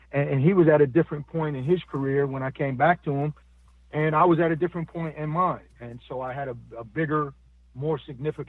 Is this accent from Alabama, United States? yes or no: no; Buffalo, New York, United States; now in Atlanta, United States; I'm from Buffalo, New York